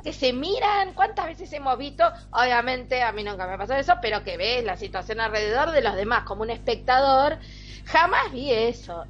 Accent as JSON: {"language": "Spanish", "country": "Argentina", "said": "soy todavía más argentina"}